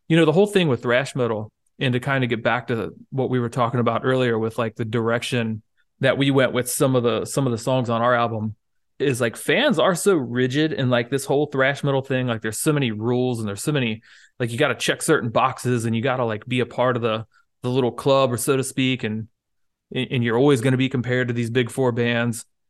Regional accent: United States; as an American

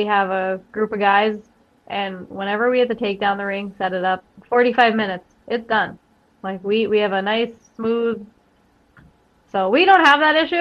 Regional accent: Scranton, Pennsylvania, United States; I'm from the Carbondale Scranton area, and until wrestling, I only was in the Carbondale Scranton area

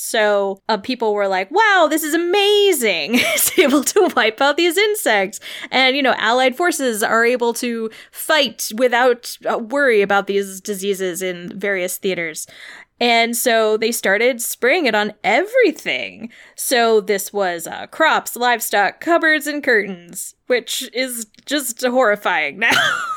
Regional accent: United States; as like an American

